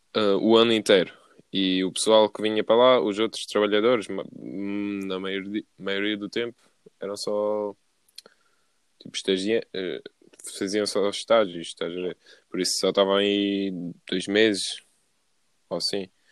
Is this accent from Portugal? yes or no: yes; Paderne, Algarve, Portugal; moved away; eu sou de Paderno e sempre vou ser de Paderno